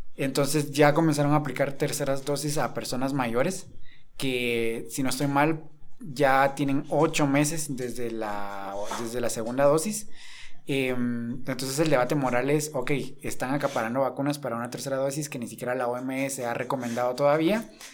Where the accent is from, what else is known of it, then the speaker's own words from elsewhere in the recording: Guatemala; nosotros acá en Guatemala